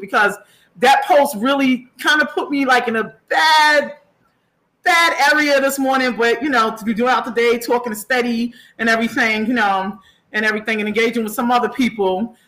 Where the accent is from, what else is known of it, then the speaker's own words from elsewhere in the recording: New York City, New York, United States; my hometown, Far Rockaway